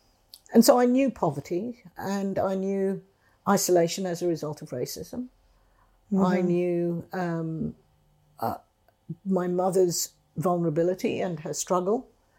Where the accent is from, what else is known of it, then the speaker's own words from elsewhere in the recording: England, United Kingdom; also born or lived in India; I was born in India in 1945, and my mother took me to England in 1947, leaving my father behind because he had thrombosis and was ill.